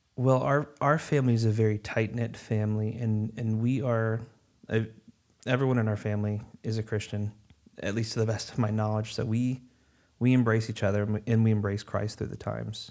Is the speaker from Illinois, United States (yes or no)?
yes; Chicago, Illinois, United States; moved away as an adult; now in North Carolina, United States; I'm originally from Chicagoland, uh, and I moved down here to North Carolina, uh, back in August of twenty